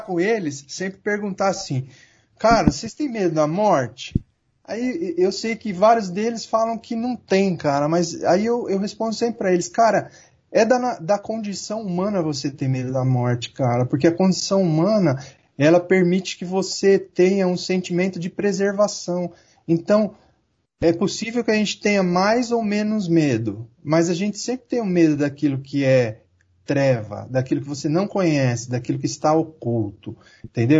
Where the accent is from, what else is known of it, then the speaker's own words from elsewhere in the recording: Santo André, São Paulo, Brazil; eu nasci e cresci aqui em Santo André, cidade operária